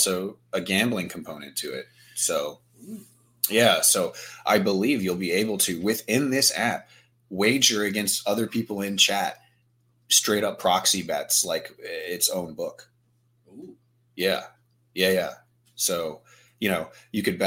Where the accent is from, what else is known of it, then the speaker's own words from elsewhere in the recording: Virginia, United States; I'm from Virginia.